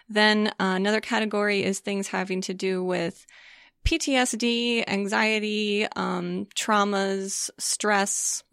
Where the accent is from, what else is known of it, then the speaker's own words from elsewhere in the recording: St. Louis, Missouri, United States; moved away; also born or lived in Colorado Springs, Colorado; I grew up in Saint Louis, Missouri